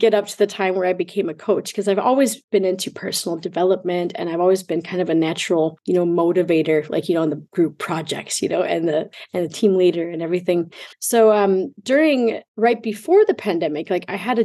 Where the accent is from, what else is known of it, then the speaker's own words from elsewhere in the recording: Rochester, Minnesota, United States; moved away as an adult; also born or lived in Mexico; now in Germany; I'm originally from Rochester, Minnesota, in the Midwest